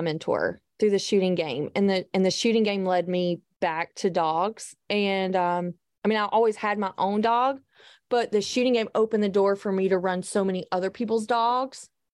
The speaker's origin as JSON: {"language": "English", "region": "the South", "country": "United States", "said": "I'm from the South"}